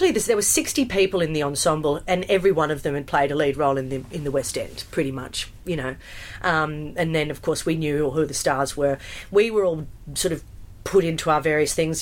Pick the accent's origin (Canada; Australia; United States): Australia; moved away; also born or lived in United Kingdom; being an Australian